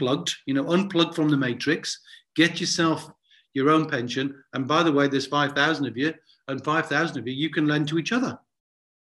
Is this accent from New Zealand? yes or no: no; Newcastle upon Tyne, North East England, United Kingdom; when I was growing up in Newcastle and I asked my dad about money, I'd get a clip round the ear